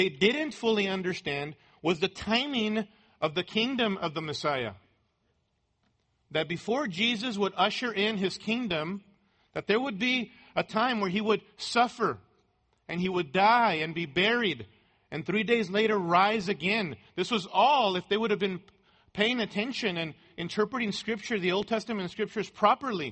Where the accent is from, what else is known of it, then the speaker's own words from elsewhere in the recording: Mexico; moved away; as a boy growing up in Mexico